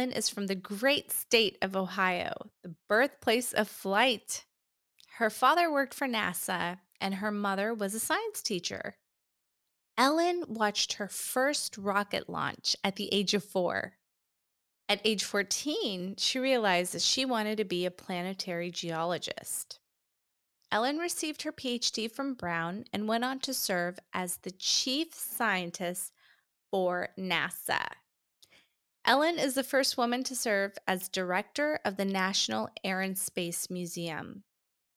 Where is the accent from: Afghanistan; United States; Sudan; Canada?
Afghanistan; moved away; I'm originally from Afghanistan